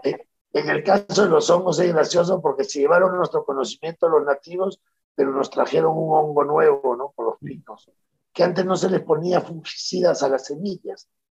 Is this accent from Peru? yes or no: yes; Peru